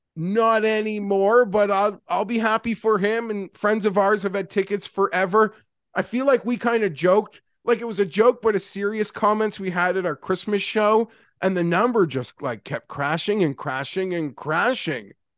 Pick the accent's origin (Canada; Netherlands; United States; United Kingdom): Canada; as from Canadian